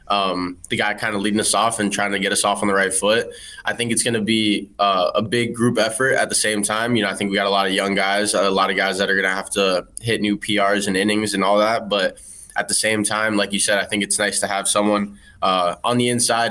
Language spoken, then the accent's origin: English; Parkland, Florida, United States; I grew up in Parkland, live in Parkland now, just live there year round.